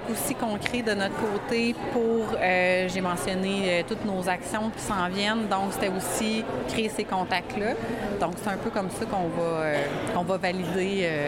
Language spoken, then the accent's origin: French; Sorel-Tracy, Quebec, Canada